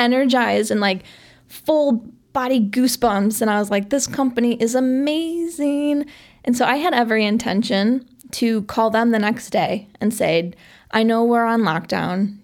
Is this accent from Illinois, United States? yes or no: yes; Chicago, Illinois, United States; I grew up in Sauganash, which is, you know, just a little bit outside of the city